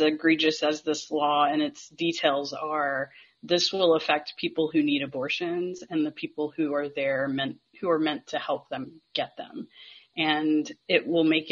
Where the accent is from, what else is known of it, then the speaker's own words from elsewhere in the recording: North Carolina, United States; I have born and raised in North Carolina